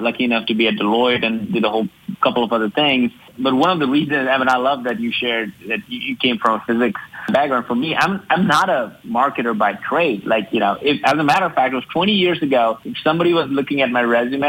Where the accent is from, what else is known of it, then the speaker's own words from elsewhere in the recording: India; moved away as an adult; also born or lived in Alabama, United States; now in United States; I grew up in India, and I was one of the five, youngest of the five